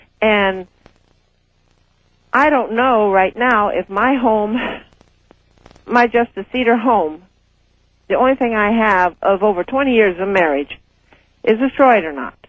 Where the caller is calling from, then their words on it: Anchorage, Alaska, United States; Hi, I'm calling from Alaska.